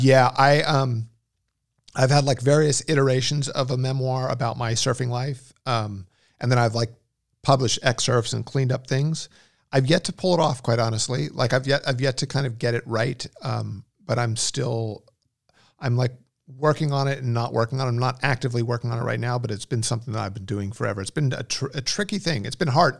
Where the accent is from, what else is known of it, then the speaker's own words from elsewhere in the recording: Westlake Village, California, United States; also born or lived in Los Angeles; I grew up in Westlake Village, which is the s, west, far west end of the San Fernando Valley.